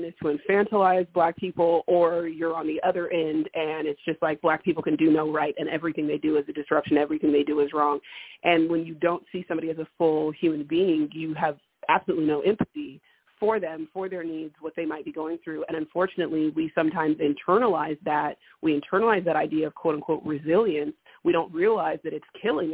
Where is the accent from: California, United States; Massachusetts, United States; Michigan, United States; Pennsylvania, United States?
California, United States; I'm from California